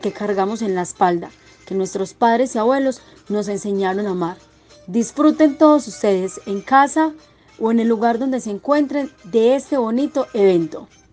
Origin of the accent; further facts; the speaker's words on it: Antioquia, Colombia; Nos llenamos de orgullo al decir que somos antioqueños